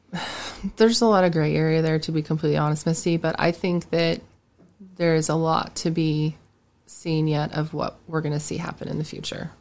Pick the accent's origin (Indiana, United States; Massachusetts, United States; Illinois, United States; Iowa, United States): Indiana, United States; Alexandria; also born or lived in Greenfield, Indiana / Greenwood, Indiana; now in Knightstown, United States; I'm from Alexandria, grew up there, and then I moved to Greenfield